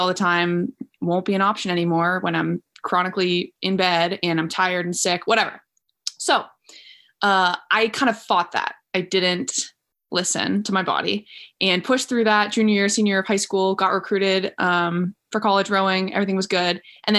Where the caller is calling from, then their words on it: San Anselmo, California, United States; I'm calling from San Anselmo, which is about 45 minutes north of San Francisco.